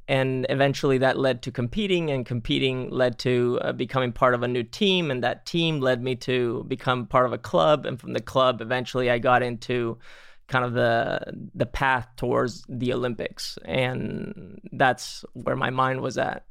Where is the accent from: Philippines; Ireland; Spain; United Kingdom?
Spain; moved away; I grew up in Spain